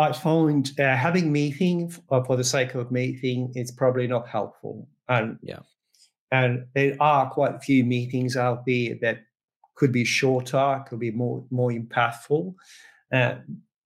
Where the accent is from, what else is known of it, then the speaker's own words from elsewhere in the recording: Croatia; now in Australia; I'm originally, born in Croatia, but been in Australia quite some time